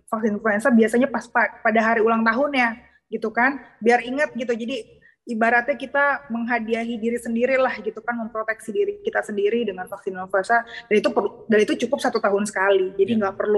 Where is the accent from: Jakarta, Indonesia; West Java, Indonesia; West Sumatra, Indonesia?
West Java, Indonesia; apalagi kita orang Sunda makanannya kan uh, lalapannya banyak ya